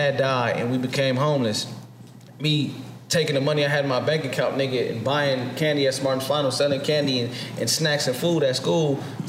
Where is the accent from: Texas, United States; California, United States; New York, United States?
California, United States; Los Angeles; I'm from Watts.